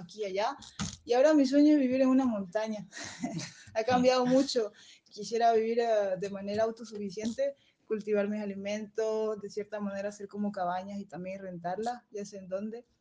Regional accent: Bolivia; moved away as an adult; Sí conozco Bolivia, pero la verdad que conozco más otros países que mi mismo país

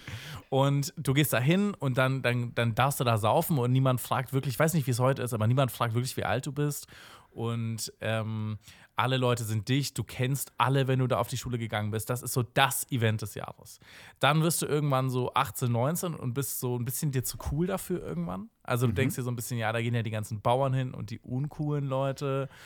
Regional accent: Erlangen, Bavaria, Germany; ich komme aus der kleinen Stadt, oder ich glaube, es ist die kleinste Großstadt, Großstadt Bayerns, Erlangen

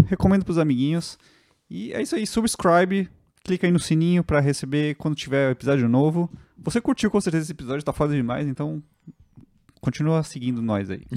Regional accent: São Paulo, Brazil; eu, que sou de São Paulo

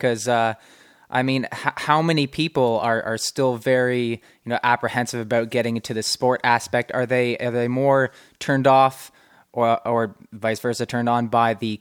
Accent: London, Ontario, Canada; moved away; I'm originally from London, Ontario

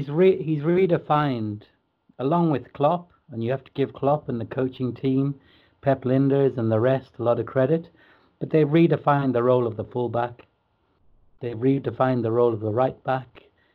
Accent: Liverpool, North West England, United Kingdom; And that's the type of thing, as a Scouser, as a local lad, you can get too wound up.

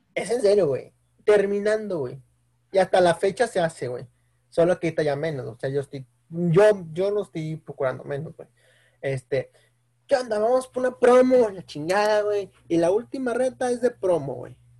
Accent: Mexico; como buen mexicano

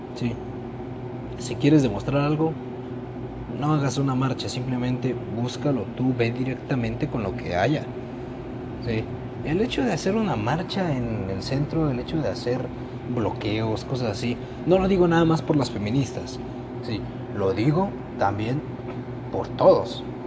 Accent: Mexico; Así somos todos los mexicanos

